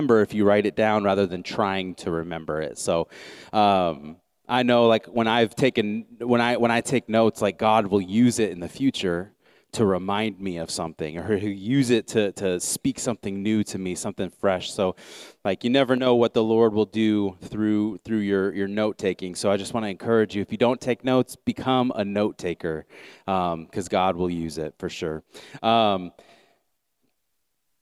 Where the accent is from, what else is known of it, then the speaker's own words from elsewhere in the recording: United States; I'm an American, yes, but I'm a Christ follower first.